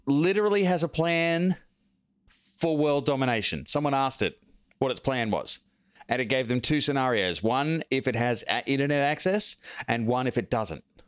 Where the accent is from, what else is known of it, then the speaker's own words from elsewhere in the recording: semi outback Australia, six hours out of Sydney, New South Wales, Australia; moved away; I grew up in like semi outback Australia, like out in the bush, six hours out of Sydney